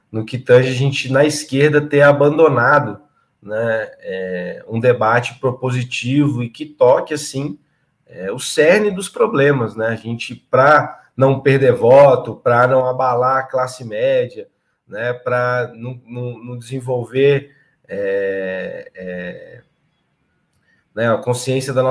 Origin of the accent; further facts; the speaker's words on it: Piracicaba, São Paulo, Brazil; sou do interior de São Paulo, de Piracicaba, né, moro lá desde 2009, é, tenho 32 anos